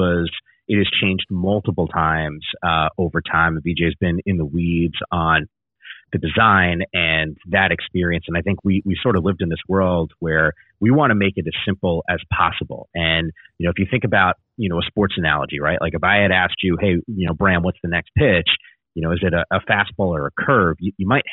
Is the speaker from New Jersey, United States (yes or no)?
yes; Northern New Jersey, United States; BJ and I grew up in Northern New Jersey